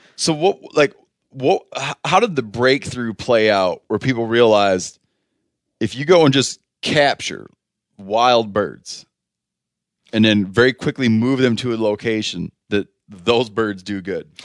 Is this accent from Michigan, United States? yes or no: yes; Muskegon County, Michigan, United States; moved away; also born or lived in Grand Rapids, Michigan; I was born in Muskegon County.